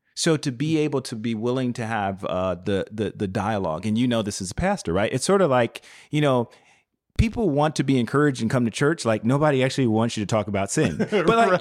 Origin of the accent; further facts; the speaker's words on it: Chicago, Illinois, United States; I was born and raised on the South Side of Chicago